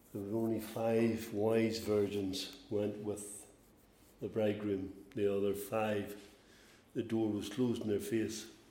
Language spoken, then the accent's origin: English; Northern Ireland, United Kingdom; We're from Northern Ireland